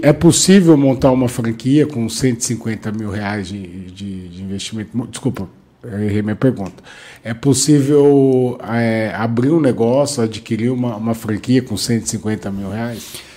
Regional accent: Bauru, São Paulo, Brazil; Eu também sou de Bauru

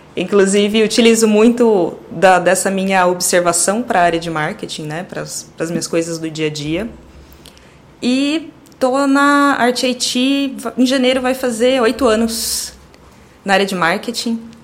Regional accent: Campinas, São Paulo, Brazil; nasci em Campinas, uh, moro em Campinas até hoje

